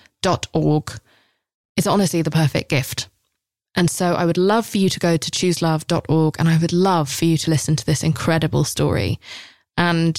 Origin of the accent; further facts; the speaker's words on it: England, United Kingdom; I'm English